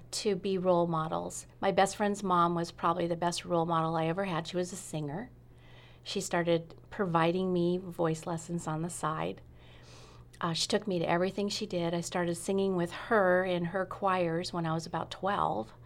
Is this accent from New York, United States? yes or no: no; Sunnyvale, California, United States; moved away as an adult; also born or lived in Redwood City, California / England; now in Rogue Valley, Southern Oregon, United States; I was in Sunnyvale until I went to college